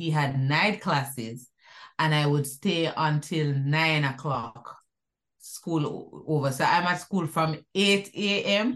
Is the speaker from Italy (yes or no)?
no; Kingston, Jamaica; also born or lived in Whitfield Town, Kingston 13 / Waterloo / South Avenue, Kingston; growing up in Jamaica, it was fun. Growing up in Duhane Park, that was so much fun.